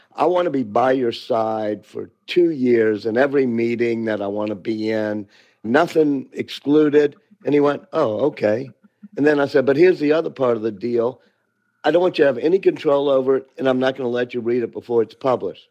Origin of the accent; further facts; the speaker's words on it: New Orleans, Louisiana, United States; I'm from New Orleans